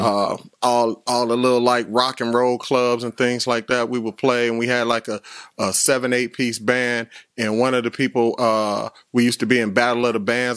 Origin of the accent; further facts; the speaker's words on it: Chicago, Illinois, United States; I was from the West Side